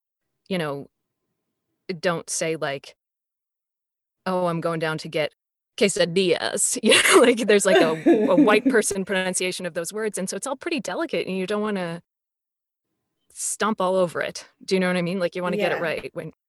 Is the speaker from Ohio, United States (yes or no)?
no; Carlisle, Massachusetts, United States; also born or lived in Concord, Massachusetts; it was in Massachusetts where I grew up.